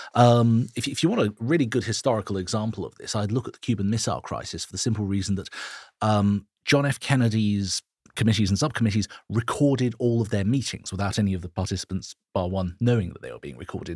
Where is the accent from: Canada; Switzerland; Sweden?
Switzerland; now in United Kingdom; my home country of Switzerland.